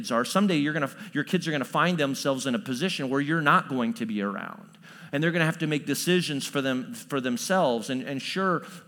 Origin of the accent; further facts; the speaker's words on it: Chatham, Illinois, United States; also born or lived in New Berlin, Illinois; I grew up in Central Illinois. And so I went to Chatham Glenwood High School